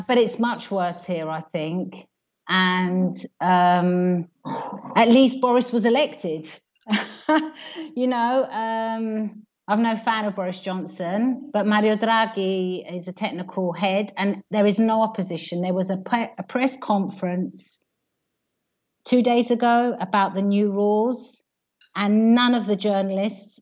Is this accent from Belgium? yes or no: no; United Kingdom; moved away as an adult; now in Italy; I'm British. Um, I live here because I married uh, a local man and I brought up my family here